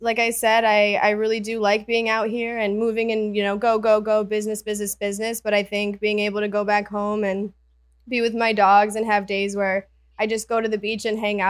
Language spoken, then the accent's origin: English; Michigan, United States; moved away as an adult; I'm originally just a small town girl from Michigan.